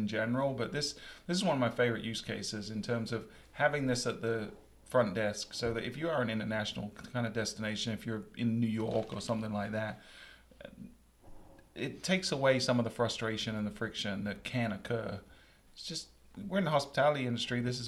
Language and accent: English; England, United Kingdom; now in United States; I'm from England